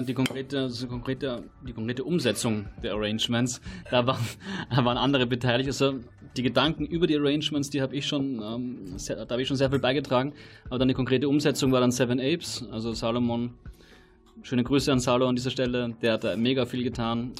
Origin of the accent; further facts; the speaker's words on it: Austria; now in Berlin, Germany; ich komm auch aus Österreich